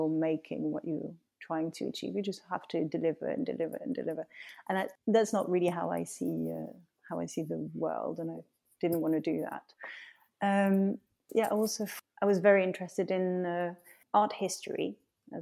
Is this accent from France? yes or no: yes; Paris, Île-de-France, France; moved away; also born or lived in Lyon; growing up in Paris